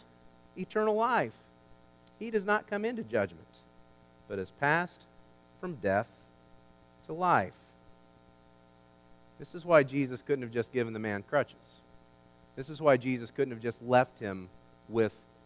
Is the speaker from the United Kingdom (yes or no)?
no; United States; I'm an American